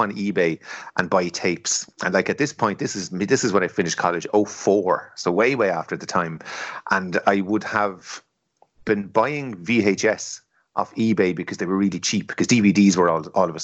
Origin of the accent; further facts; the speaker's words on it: Ireland; we're all Irish lads